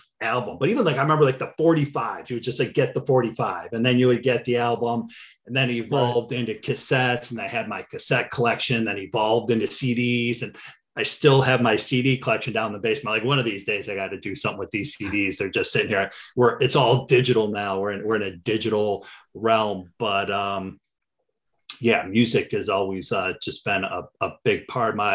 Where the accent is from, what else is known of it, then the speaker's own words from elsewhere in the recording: Cleveland, Ohio, United States; I'm born and raised in Cleveland, still live here